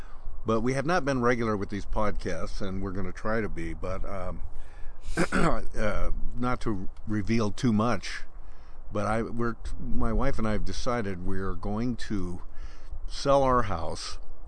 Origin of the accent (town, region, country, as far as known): Central Oregon, United States; born or raised there; moved away as an adult; also born or lived in Western Washington / Seattle